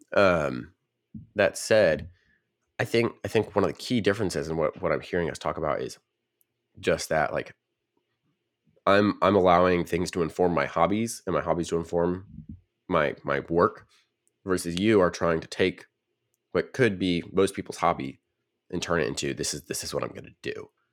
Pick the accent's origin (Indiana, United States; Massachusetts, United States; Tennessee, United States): Tennessee, United States; Nashville; I grew up in the Nashville region